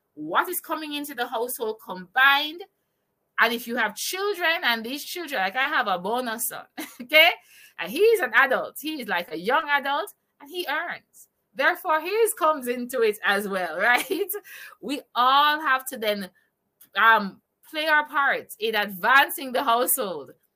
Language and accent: English; Jamaica; I'm from Jamaica